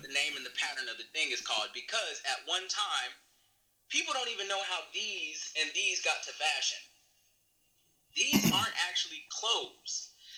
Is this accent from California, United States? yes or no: yes; California, United States; I'm from California, so I know a lot of people in Hollywood